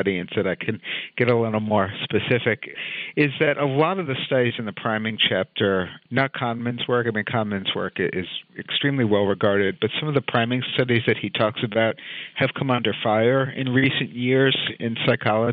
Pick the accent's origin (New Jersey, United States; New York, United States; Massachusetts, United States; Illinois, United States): New York, United States; New York City; I grew up in New York City